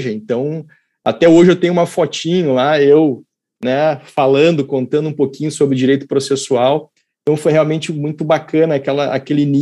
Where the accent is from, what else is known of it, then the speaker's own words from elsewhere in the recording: Casca, Rio Grande do Sul, Brazil; eu não sou daqui, né? Que eu sou de casca.